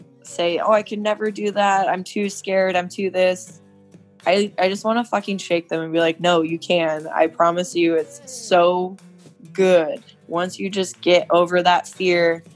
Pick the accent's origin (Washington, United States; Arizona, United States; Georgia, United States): Washington, United States; at home, which is Winnville, Washington